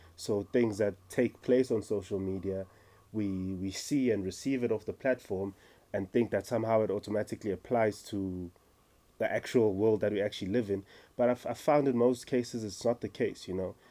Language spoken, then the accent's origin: English; Umlazi, KwaZulu-Natal, South Africa; now in Johannesburg, South Africa; born and raised in KZN Mlazi, now living